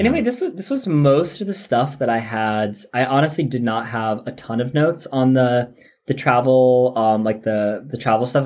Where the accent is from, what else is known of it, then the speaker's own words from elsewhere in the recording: United States; growing up in the American educational system as I did